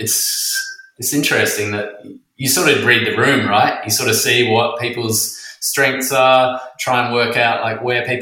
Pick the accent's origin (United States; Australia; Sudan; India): Australia; Western Australia; also born or lived in Queensland; now in Sydney, Australia; I grew up in Western Australia and then lived in Queensland for 10 years, and then I've been in Sydney for 10.